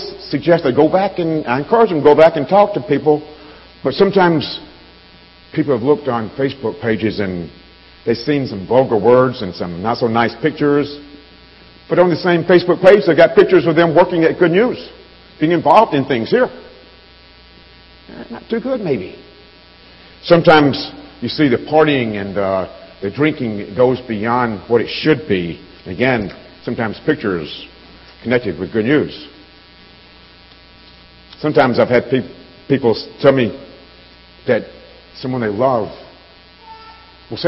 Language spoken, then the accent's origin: English; Alabama, United States; now in Chicago, United States; I grew up down south in Alabama